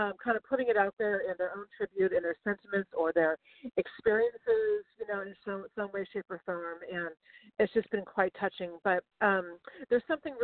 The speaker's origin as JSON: {"language": "English", "town": "Sacramento", "region": "California", "country": "United States", "tie": "born or raised there", "said": "I grew up in Sacramento"}